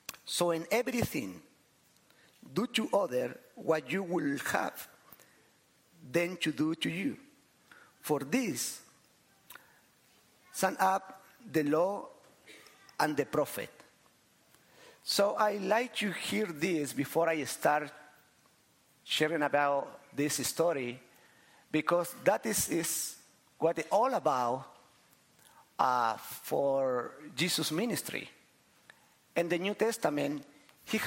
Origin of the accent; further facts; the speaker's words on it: Chile; I am from Chile